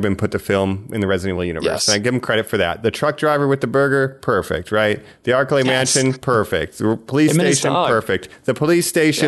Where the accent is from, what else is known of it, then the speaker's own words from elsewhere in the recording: Geauga County, Ohio, United States; I grew up in Geauga County, which, you know, and it means Raccoon County